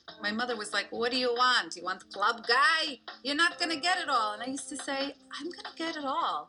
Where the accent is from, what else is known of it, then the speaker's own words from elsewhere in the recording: New York, United States; I was born in Queens, New York, but my parents, when they came here, still wanted me to marry somebody within our culture.